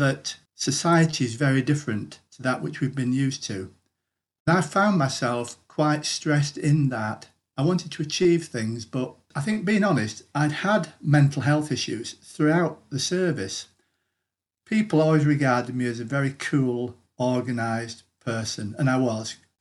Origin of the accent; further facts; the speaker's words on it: Greater Manchester, North West England, United Kingdom; I'm from Greater Manchester.